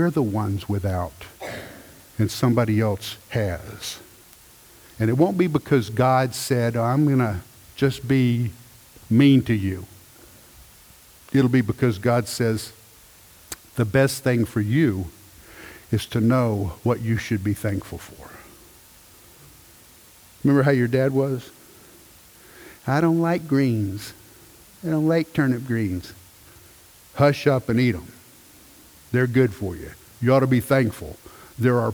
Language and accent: English; United States; When we go to a different country, I'm American.